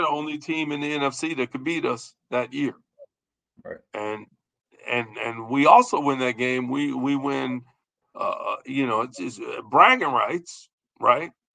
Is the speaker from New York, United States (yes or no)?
no; Chicago, Illinois, United States; We're from Chicago.